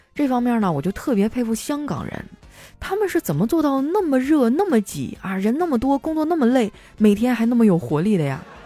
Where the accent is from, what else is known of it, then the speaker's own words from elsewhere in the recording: Qitaihe, Heilongjiang, China; moved away; 我老家七台河